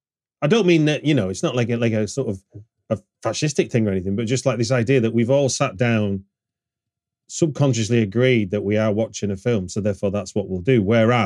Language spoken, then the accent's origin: English; Radcliffe, North West England, United Kingdom; I grew up in North Manchester in a small town called Radcliffe, which I found out in my late 30s is where Danny Boyle's from.